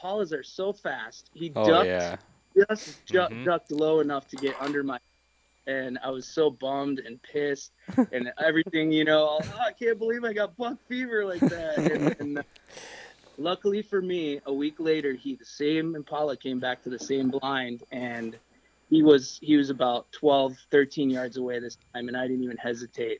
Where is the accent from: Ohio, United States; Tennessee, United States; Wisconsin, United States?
Wisconsin, United States; Growing up in Wisconsin